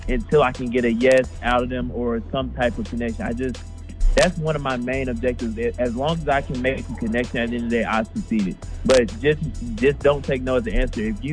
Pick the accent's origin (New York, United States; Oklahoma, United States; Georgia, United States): Georgia, United States; Jonesboro; I'm from Jonesboro, Georgia.